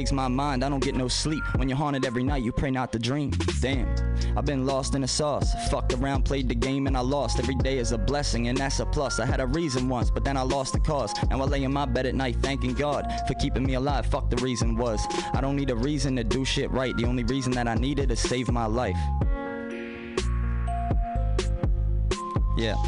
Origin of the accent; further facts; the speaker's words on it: Baltimore, Maryland, United States; I was from Baltimore